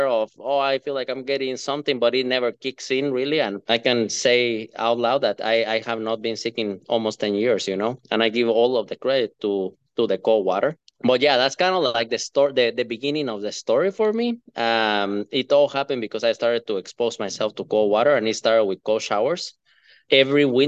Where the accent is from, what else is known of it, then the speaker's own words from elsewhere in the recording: Guatemala; moved away as an adult; now in Minnesota, United States; I'm a guy from Guatemala, from Central America, that moved to the US, but started living in Minnesota in 2012.